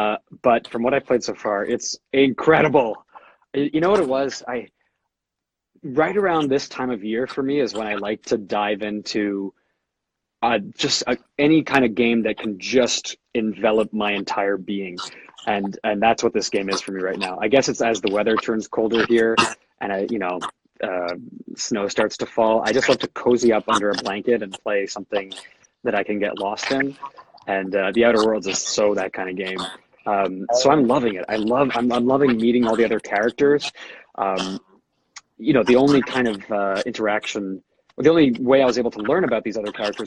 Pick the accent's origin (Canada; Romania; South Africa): Canada; I was one of the ones growing up in Canada